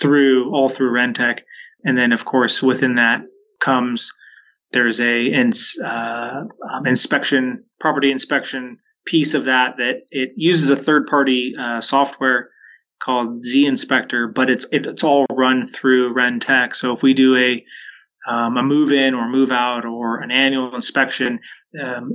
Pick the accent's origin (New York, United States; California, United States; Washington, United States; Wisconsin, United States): Washington, United States; Waitsburg; also born or lived in Richland, Washington / Spanaway, Washington; my hometown of Waitsburg, just north of Walla Walla